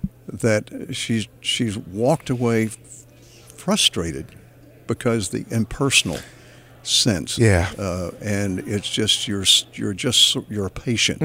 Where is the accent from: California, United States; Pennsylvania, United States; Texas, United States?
Texas, United States; I'm a Texan.